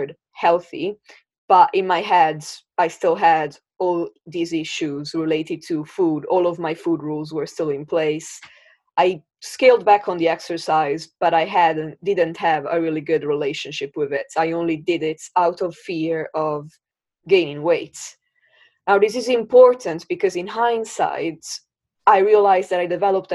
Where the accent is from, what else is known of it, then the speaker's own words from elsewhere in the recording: Italy; now in Brighton, United Kingdom; I live in Brighton in the UK. But I was born and I grew up in Italy.